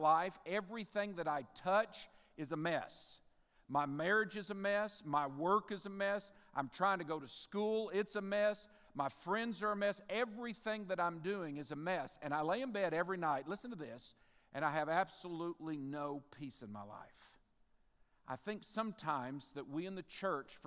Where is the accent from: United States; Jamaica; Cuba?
United States; Midwest City, Oklahoma; moved away as an adult; also born or lived in Benton, Louisiana; now in Bossier, United States; I was born and raised in Midwest City, Oklahoma.